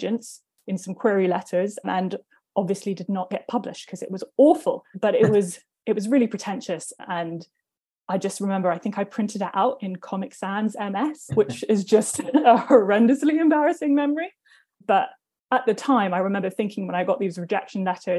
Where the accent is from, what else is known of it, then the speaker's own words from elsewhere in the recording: London, United Kingdom; I grew up in Northwest London, so technically Cricklewood